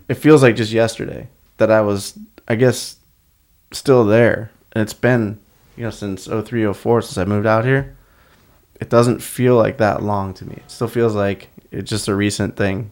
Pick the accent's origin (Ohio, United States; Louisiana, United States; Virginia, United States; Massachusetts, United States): Ohio, United States; Akron; moved away as an adult; now in California, United States; born and raised in Akron, Ohio. Well, a suburb of Akron, Ohio